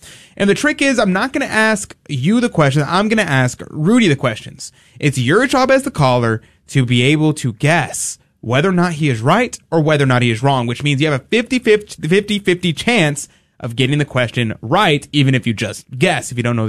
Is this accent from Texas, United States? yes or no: yes; Houston, Texas, United States; As a native Houstonian